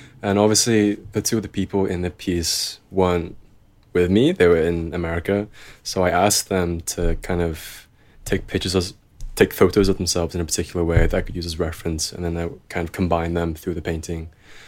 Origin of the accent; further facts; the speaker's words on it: Liverpool, North West England, United Kingdom; haven't been back to Liverpool in over a year because of COVID. So I guess that's also kind of why my accent's kind of softened a bit, because I haven't had a chance to kind of top it up in a while.